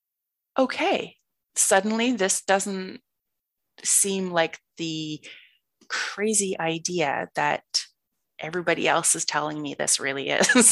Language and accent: English; East Coast of Canada, Nova Scotia, Canada; moved away as an adult; also born or lived in Ireland / Victoria, British Columbia; I grew up on the East Coast of Canada in one particular province. My dad is a Royal Canadian Mounted Police officer. So we moved every 2 or 3 years, but we always stayed in the one province.